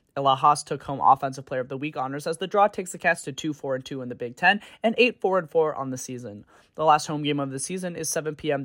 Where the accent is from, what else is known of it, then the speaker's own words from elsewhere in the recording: Alpharetta, Georgia, United States; my hometown of Alpharetta, Georgia